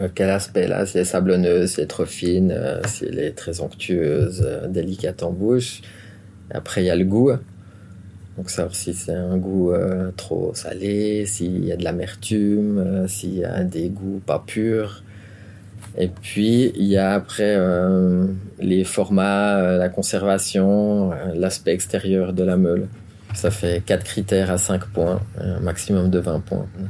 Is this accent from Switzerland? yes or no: yes; Montricher, Vaud, Switzerland; je viens de Montrichet, on a la fromagerie gourmande à Montrichet. Je suis fils de fromager